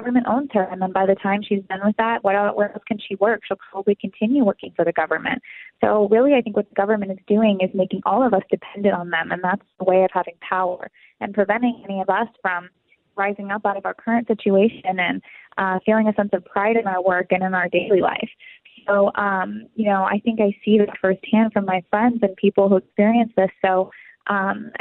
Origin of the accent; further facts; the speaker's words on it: California, United States; moved away as an adult; also born or lived in Hanover, New Hampshire; now in New York City, United States; I grew up in California and I went to college at a liberal college, Dartmouth, and I live in New York City now.